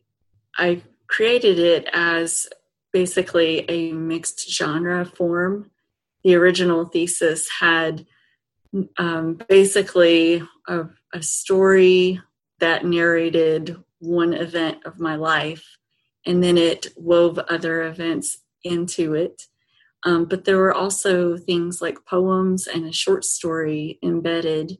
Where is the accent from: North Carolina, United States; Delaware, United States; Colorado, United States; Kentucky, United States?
Kentucky, United States; Eastern; moved away; I grew up in Eastern Kentucky